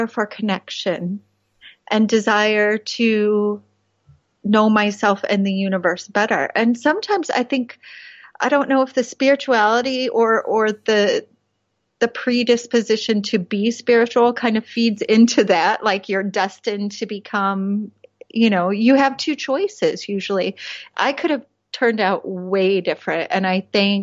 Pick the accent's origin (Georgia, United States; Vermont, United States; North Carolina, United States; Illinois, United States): Illinois, United States; Chicago; moved away as an adult; now in Vienna, Austria; I grew up a little bit outside of Chicago